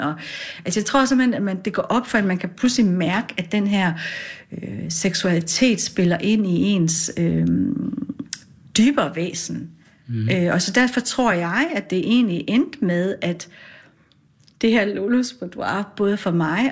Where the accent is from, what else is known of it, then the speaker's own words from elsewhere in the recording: Gedsted, North Denmark Region, Denmark; also born or lived in Aarhus / Farsø; har jeg vokset op i en lille bit by ude ved Limfjorden